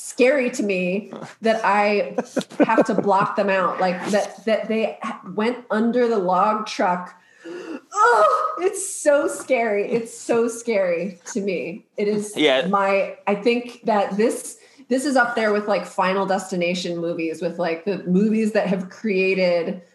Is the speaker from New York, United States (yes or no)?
no; Maryland, United States; I grew up in Maryland